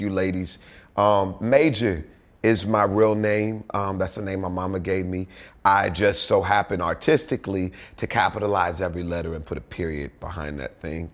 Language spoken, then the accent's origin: English; Houston, Texas, United States; moved away as an adult; now in Hollywood, United States; I'm originally from Houston, Texas. I grew up there, big blended family of 10 siblings